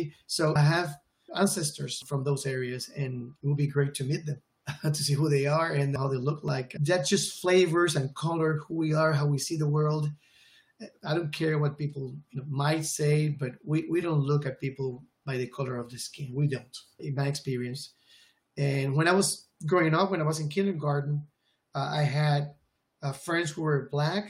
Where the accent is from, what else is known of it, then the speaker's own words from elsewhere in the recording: Puerto Rico; first language Spanish; English is a second language; moved away as an adult; She moved to Puerto Rico with him, and that's how he, Japanese American, came to be in my hometown.